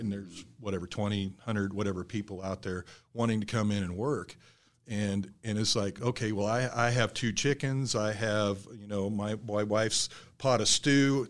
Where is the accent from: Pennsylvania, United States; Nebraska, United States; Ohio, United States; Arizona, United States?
Nebraska, United States; South Central; moved away; also born or lived in Michigan; I grew up in South Central Nebraska